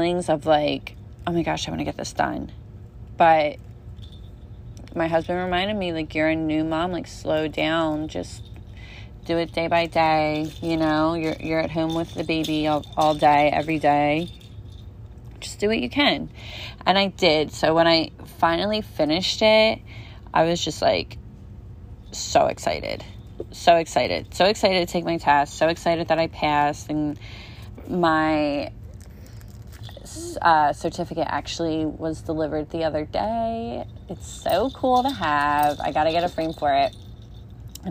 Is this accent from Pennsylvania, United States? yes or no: yes; Pennsylvania, United States; also born or lived in Las Vegas; now in New Jersey, United States; I'm originally from Pennsylvania